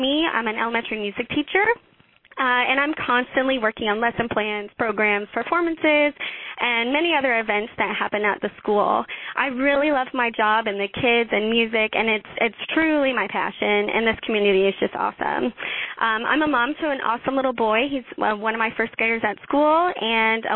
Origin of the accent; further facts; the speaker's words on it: Houston, Texas, United States; now in Leander, United States; So I'm from Leander, Texas, originally from Houston.